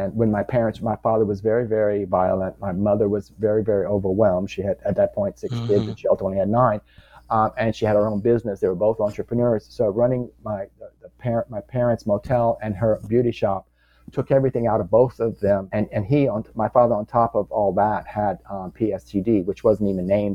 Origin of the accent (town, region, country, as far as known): Louisiana, United States; born or raised there; moved away as an adult; also born or lived in New York City